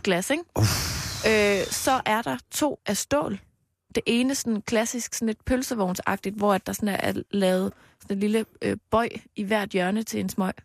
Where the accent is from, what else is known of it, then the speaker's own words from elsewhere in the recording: Knebel, Central Denmark Region, Denmark; jeg voksede op i Knebel præstegård